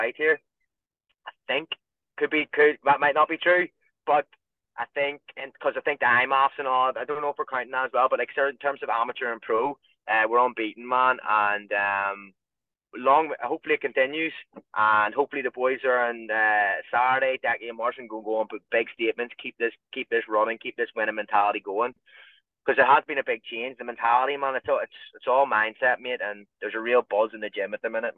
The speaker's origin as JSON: {"language": "English", "country": "Ireland", "said": "being Irish"}